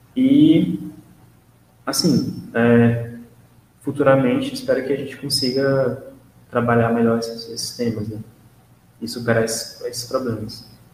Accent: Brazil

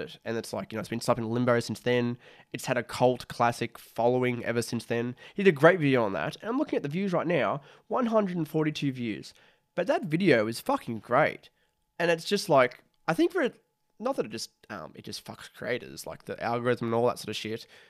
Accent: Australia; I'm an Australian, who's making content

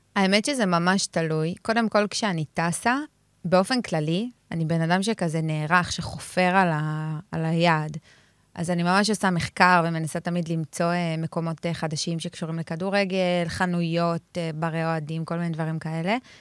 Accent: Jerusalem, Jerusalem District, Israel; גדלתי בבית של כדורגל. כאילו, אני באה מבית שכשנוסעים ביום שבת באוטו יש שירים ושערים, אין דבר שמשודר ביום אה, שבת בטלוויזיה שהוא לא כדורגל. אני ירושלמית

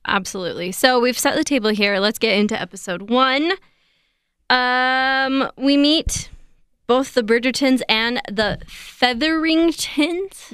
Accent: United States; I am so American

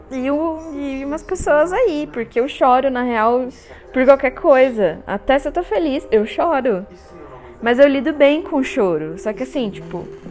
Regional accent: Guarulhos, São Paulo, Brazil; accent: paulistano; also born or lived in Taubaté; nasci em Guarulhos

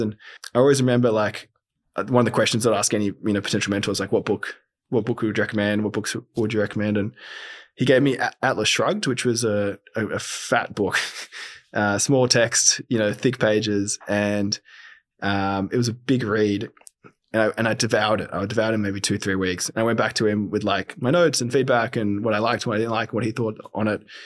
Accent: Sydney, New South Wales, Australia; born and bred in Sydney

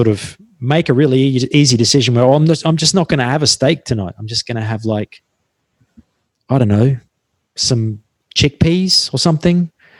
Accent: Australia; I'm still Australian and I'm fundamentally quite primitive.

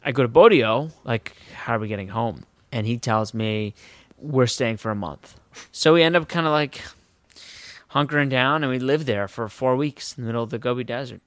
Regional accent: Westport, Connecticut, United States; I'm from Westport, Connecticut

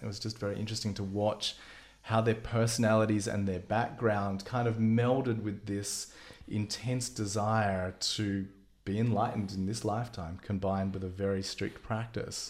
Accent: Melbourne, Victoria, Australia; moved away; I'm an Aussie. And, uh, spent a lot of time in Melbourne, probably my formative years in Melbourne

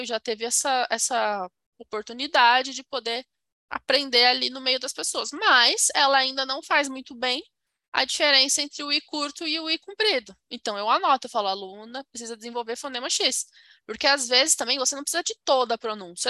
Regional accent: Brazil; eu sou brasileira

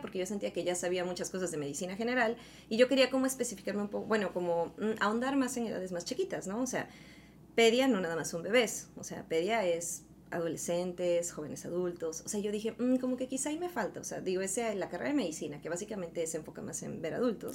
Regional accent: Veracruz, Mexico; also born or lived in Orizaba; Yo soy originaria de Veracruz, de un pequeño pueblito que se llama San Veracruz.

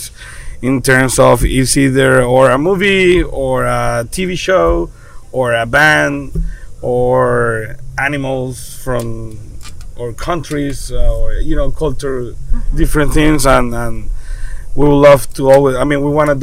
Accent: Venezuela; now in Florida, United States; We are from Venezuela, born and raised

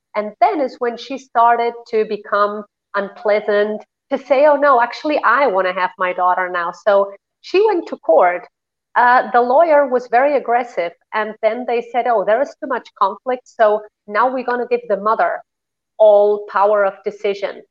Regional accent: Spain; moved away; also born or lived in Germany; I was raised in Spain

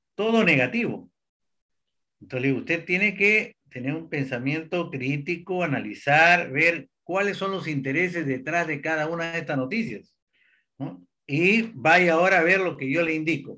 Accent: Peru; moved away as an adult; also born or lived in United States; now in Brazil; soy peruano de nacimiento, me crié en mis primeros años también en Brasil y después Perú, viví en Estados Unidos

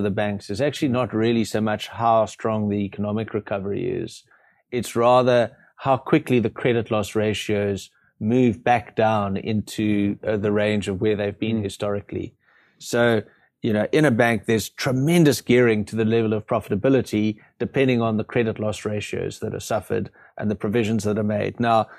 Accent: South Africa; luckily, as South African investors, our market, there's more than enough on there that you don't have to feel you're totally tied.

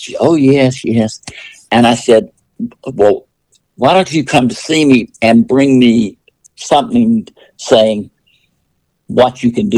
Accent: Clemson, South Carolina, United States; when I was growing up in Clemson, South Carolina

